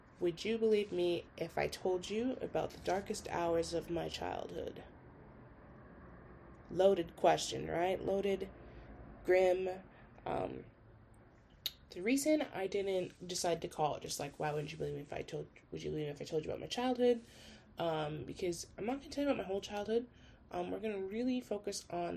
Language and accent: English; St. Paul, Minnesota, United States; I was born in St. Paul